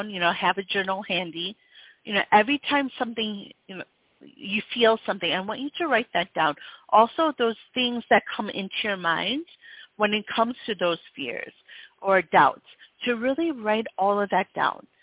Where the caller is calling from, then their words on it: Houston, Texas, United States; I'm calling from Houston